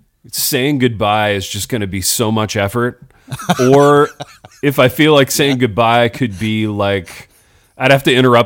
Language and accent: English; Midwest, United States; So as a Midwesterner, we have some tells.